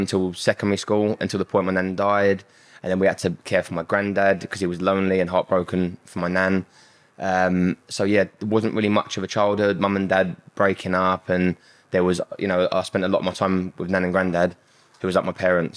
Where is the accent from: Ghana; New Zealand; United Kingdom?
United Kingdom; London; I grew up in Southeast London.